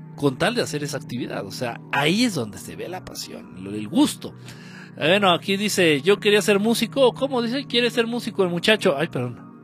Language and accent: Spanish; Michoacán, Mexico; en Michoacán, de donde soy